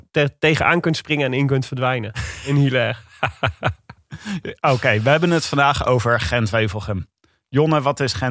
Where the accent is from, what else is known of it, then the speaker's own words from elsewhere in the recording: Leiden, South Holland, Netherlands; Ik kom uit Leiden.